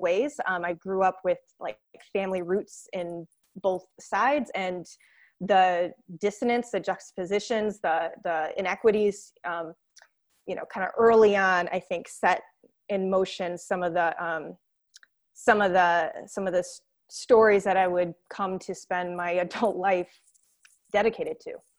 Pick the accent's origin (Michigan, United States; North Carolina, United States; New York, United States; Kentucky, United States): Michigan, United States; St. Joseph; I did grow up in Michigan, though, way on the other side of the state, a little town called Saint Joseph